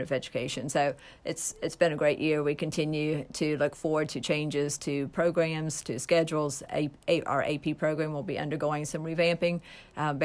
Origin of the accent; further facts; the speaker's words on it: Nitro, West Virginia, United States; I came from Nitro. Nitro was not a huge community either